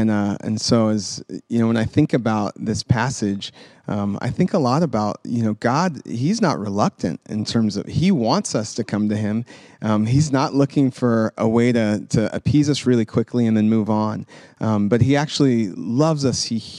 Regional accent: Sacramento, California, United States; also born or lived in Memphis, Tennessee; So I was born in Tennessee, in Memphis. And when I was 5, our family relocated to Sacramento. So we moved from the south to the west

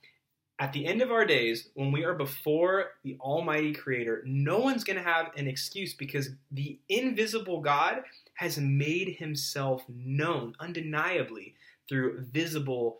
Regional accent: Southern California, United States; I grew up in Southern California, you know, started surfing at a young age

